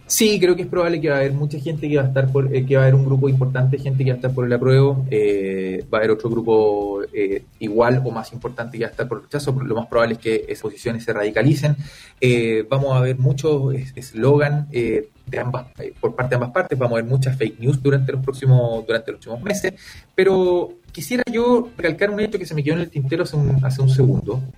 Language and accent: Spanish; Chile; como chilenos